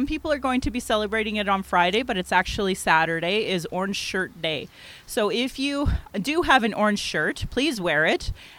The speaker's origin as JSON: {"language": "English", "town": "Calgary", "region": "Alberta", "country": "Canada", "tie": "born or raised there", "said": "My Indian Act and Post status card says Yellowknife Dene, but I was born here in Calgary, and my mom is from Yellowknife, and my dad is from Yorkton, Saskatchewan."}